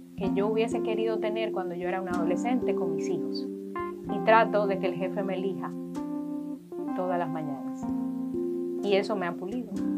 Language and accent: Spanish; Dominican Republic; nosotros como país